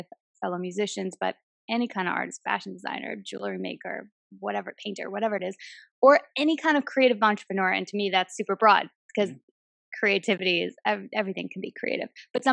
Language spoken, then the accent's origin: English; United States; also born or lived in New Jersey; I'm from Queens and Jersey. It's in my DNA.